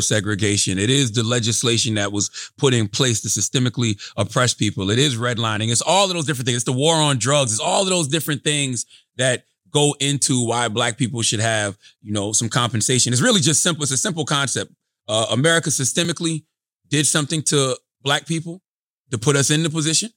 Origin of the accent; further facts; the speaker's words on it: South Carolina, United States; I'm from, I'm from the South, South Carolina